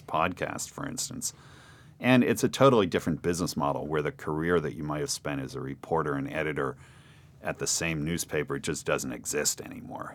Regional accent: Princeton, New Jersey, United States; moved away; also born or lived in Cambridge, Massachusetts; I grew up in Princeton, New Jersey. I was born in Princeton.

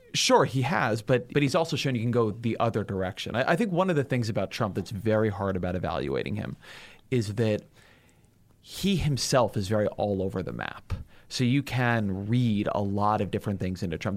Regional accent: California, United States; I'm from California

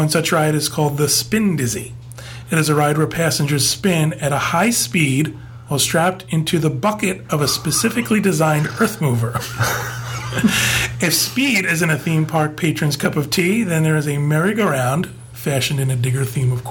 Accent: New Jersey, United States; I'm a Guido from New Jersey

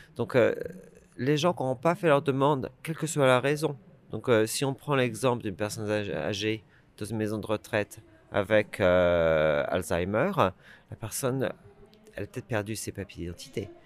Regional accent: France; moved away as an adult; also born or lived in London / Scotland; now in United Kingdom; je suis un Français euh, qui a quitté euh, le pays en 1995 pour s'installer au Royaume-Uni.

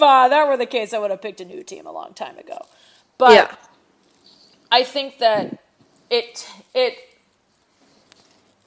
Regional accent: Cleveland, Ohio, United States; moved away; I'm from Cleveland

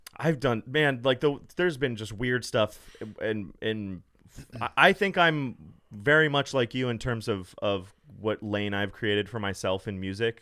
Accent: Los Angeles, California, United States; I grew up in L A, born and raised

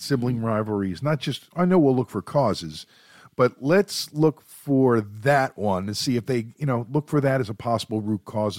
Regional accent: Philadelphia, Pennsylvania, United States; We've got thick skin. We're from Philly, yo.

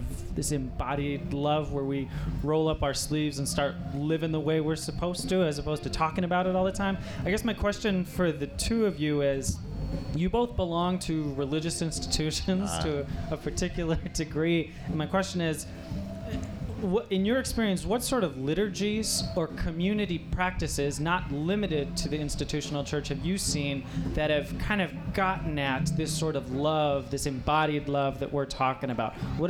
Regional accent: Grand Rapids, Michigan, United States; I'm from Grand Rapids, Michigan.

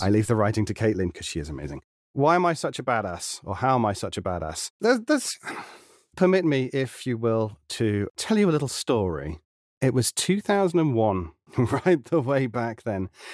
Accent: United Kingdom; being a Brit in a very American-dominated sector

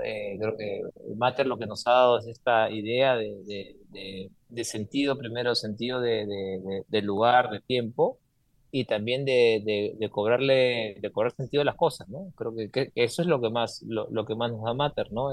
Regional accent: Peru; moved away as an adult; como peruano, como sudamericano

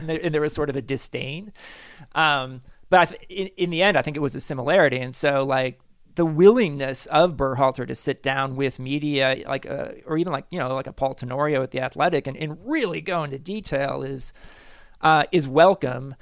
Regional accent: Kansas City, United States; I'm from Kansas City.

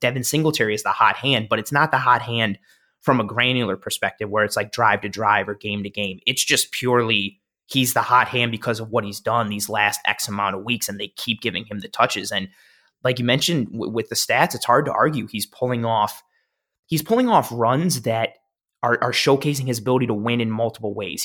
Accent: Buffalo, New York, United States; moved away; I moved back to Buffalo December

